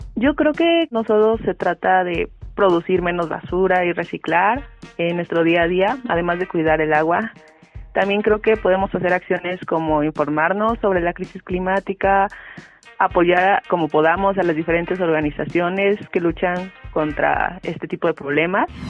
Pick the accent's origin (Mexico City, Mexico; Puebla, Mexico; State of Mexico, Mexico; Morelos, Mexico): State of Mexico, Mexico; soy del Estado de México.